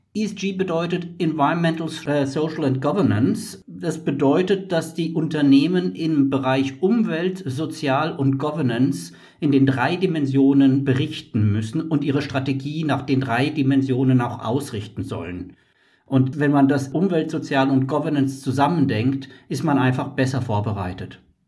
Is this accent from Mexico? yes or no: yes; Mexico; Als Mexikaner